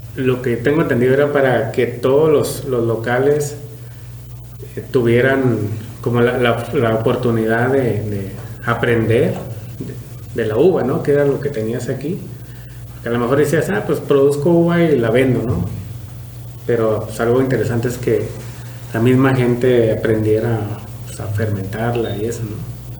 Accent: Apúndaro, Michoacán, Mexico; moved away as an adult; now in Valle de Guadalupe, Mexico; yo soy michoacano, eh, pueblito que se llama Apúndalo, somos del municipio de Tancítaro

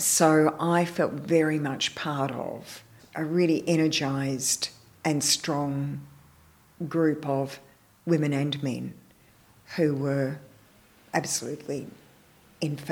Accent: Melbourne, Victoria, Australia; moved away as an adult; now in Perth, Australia; I came back to Melbourne, which was my hometown

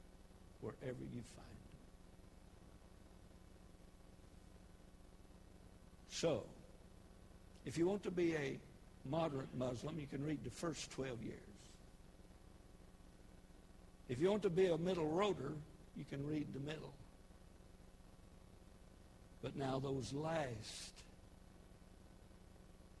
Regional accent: United States; I'm an American. I'm thankful that I'm American through and through

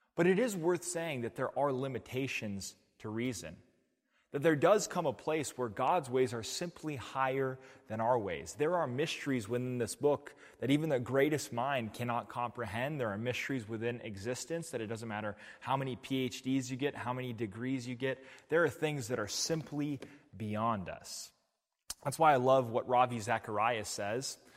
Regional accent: New Mexico, United States; now in Portland, United States; I come from New Mexico. I come from a city that gets one point three six inches of rainfall each winter.

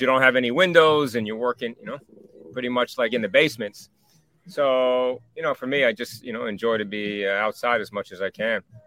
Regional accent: Rockland County, New York, United States; moved away; also born or lived in Spring Valley

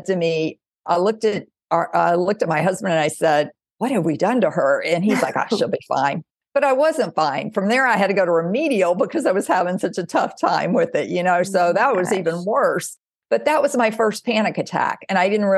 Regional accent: Mississippi, United States; I grew up in the South in Mississippi

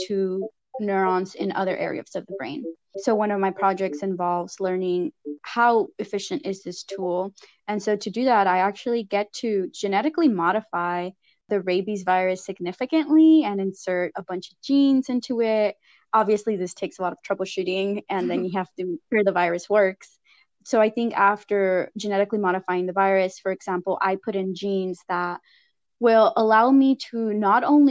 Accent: Lamont, California, United States; moved away as an adult; now in San Diego, United States; I grew up in Lamont, California, which is a very small community in the Central Valley

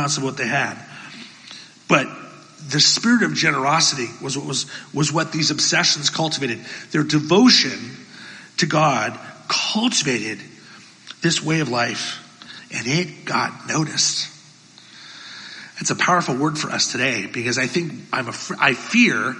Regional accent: Bethlehem, Pennsylvania, United States; moved away; the church I grew up in Bethlehem, Pennsylvania

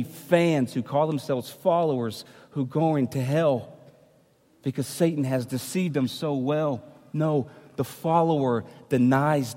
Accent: United States; I'm American

